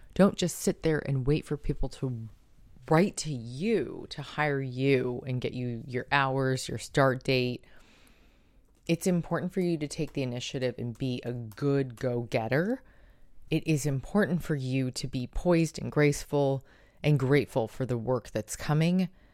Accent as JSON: {"language": "English", "country": "United States", "said": "as an American"}